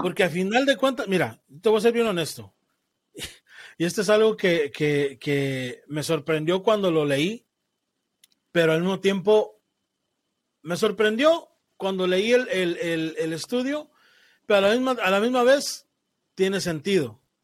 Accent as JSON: {"language": "Spanish", "country": "Mexico", "said": "yo te hablo como mexicano. Y en mi cultura, como mexicano"}